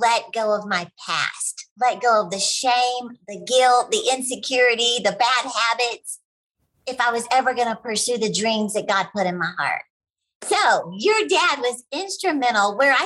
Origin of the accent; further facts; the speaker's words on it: Texas, United States; I'm from Texas